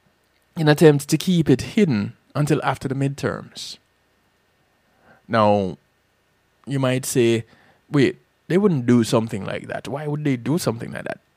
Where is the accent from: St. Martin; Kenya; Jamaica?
Jamaica; moved away; Growing up in Jamaica